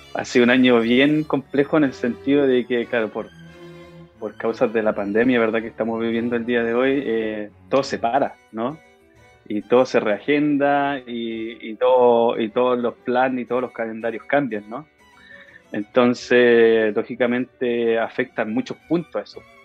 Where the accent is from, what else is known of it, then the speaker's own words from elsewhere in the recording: Concepción, Biobío, Chile; moved away as an adult; cuando yo entré al liceo y escuché el coro del liceo de Enrique Molina, de donde soy yo, de gran Enrique Molina